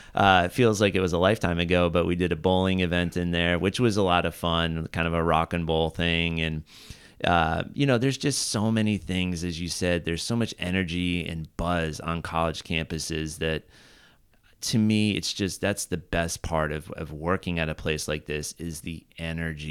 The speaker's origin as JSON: {"language": "English", "area": "Southern Orange County", "region": "California", "country": "United States", "tie": "born or raised there", "also_born_or_lived": "Santa Barbara", "said": "growing up in Southern Orange County"}